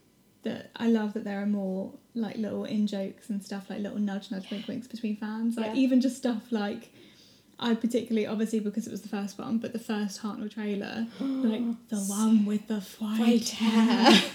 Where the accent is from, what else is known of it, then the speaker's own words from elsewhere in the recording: South of England, United Kingdom; accent: southern; We're too southern.